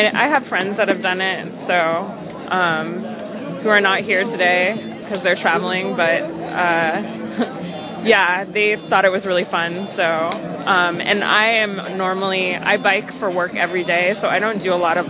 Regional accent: Claremont, California, United States; moved away as an adult; now in Los Angeles, United States; I'm actually from Claremont, California.

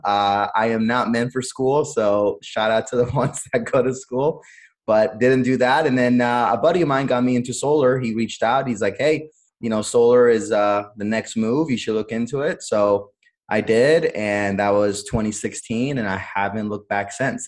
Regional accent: Cleveland, Ohio, United States; also born or lived in Honduras; I was born in Honduras, but I came over to the United States at a very, very young age. I was six years old, um, so practically grew up here and um, grew up in Cleveland, Ohio

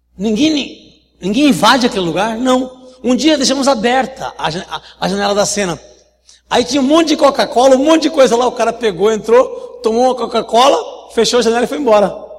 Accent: Guaratuba, Paraná, Brazil; now in São Paulo, Brazil; sou paranaense de Guaratuba, litoral do Paraná

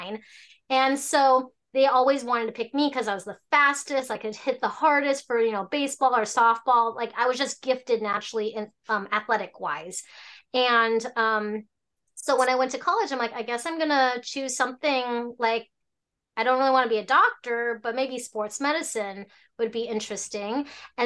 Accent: Alaska, United States; also born or lived in Hong Kong; I was born in Hong Kong, raised in Alaska

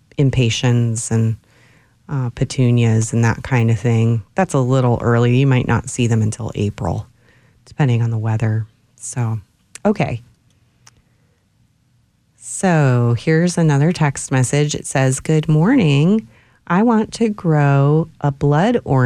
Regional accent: Ohio, United States; now in Austin, United States; Where I grew up in Ohio

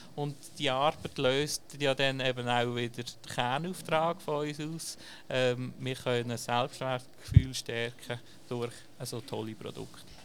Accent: Dietisberg, Basel-Landschaft, Switzerland; ich bin auf dem Dietisberg aufgewachsen

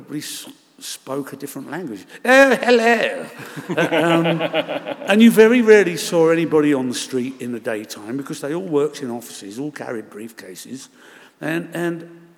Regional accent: London, United Kingdom; also born or lived in Bedford Park, Chiswick; We shared a house in Shepherd's Bush, two families, as most of the houses in Shepherd's Bush were in those days.

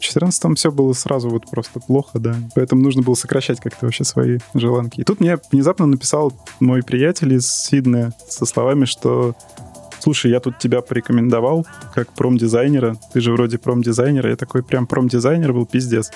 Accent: Moscow, Russia; accent: akanye; also born or lived in Saint Petersburg; исконно тоже из Москвы, да. Москвич.

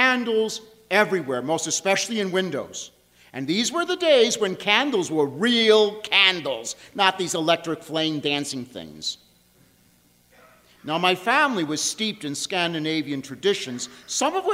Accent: Long Island, New York, United States; I grew up on Long Island, New York

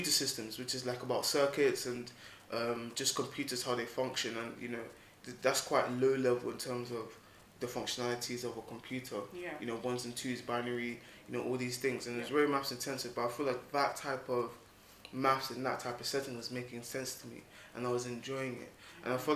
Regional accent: Nigeria; I'm Nigerian

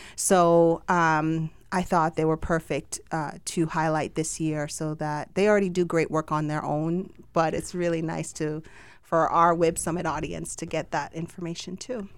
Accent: Jamaica; accent: Jamaican; my Jamaican accent.

